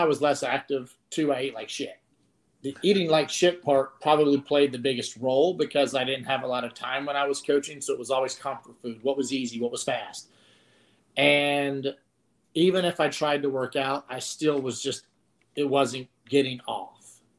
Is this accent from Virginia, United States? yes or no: yes; Pulaski County, Virginia, United States; also born or lived in Radford, Virginia; I was born in Radford Hospital. Grew up in Pulaski County, like right across the river